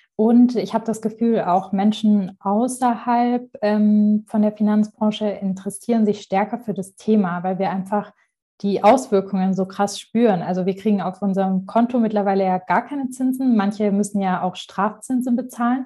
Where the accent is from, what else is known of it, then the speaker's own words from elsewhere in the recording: Marbach am Neckar, Baden-Württemberg, Germany; mein Ort, wo ich aufgewachsen bin, Marbach am Neckar